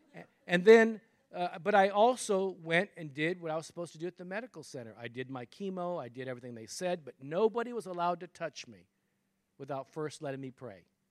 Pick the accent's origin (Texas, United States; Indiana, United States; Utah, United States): Texas, United States; I'm a Texan, right? I'm in Texas